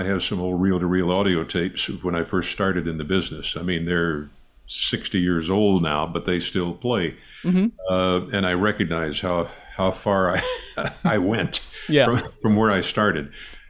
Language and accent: English; Midwest, United States; I grew up in the Midwest, kind of the lower Midwest, and my mother was from the South.